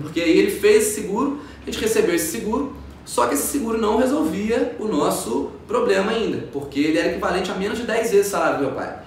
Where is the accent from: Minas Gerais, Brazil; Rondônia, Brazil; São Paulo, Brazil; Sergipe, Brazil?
Minas Gerais, Brazil; Ubá; moved away as an adult; also born or lived in Viçosa; now in Juiz de Fora, Brazil; eu vim de uma cidade de 100 mil habitantes, que é a minha cidade natal